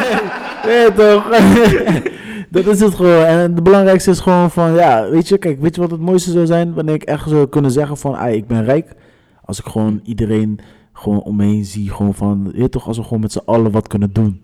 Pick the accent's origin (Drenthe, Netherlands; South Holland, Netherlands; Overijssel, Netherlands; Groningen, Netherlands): South Holland, Netherlands; Rotterdam; we zijn opgegroeid in het Hof van de leeuw, weet je toch? Rotterdam Zuid gewoon